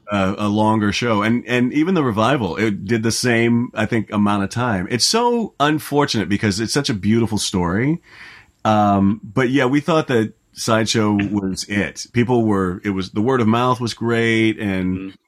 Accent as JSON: {"language": "English", "town": "Orlando", "region": "Florida", "country": "United States", "tie": "born or raised there", "moved": "yes", "said": "I grew up in Orlando"}